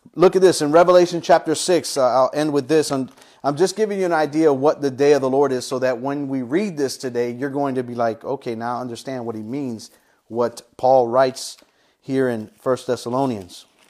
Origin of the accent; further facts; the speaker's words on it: United States; as the American Christians, we're living, uh, in a, in a, in a, a free society